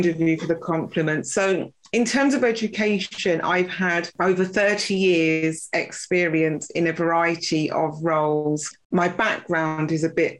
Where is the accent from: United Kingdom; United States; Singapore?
United Kingdom; London; little girl growing up in Notting Hill, stones throw away from Grenfell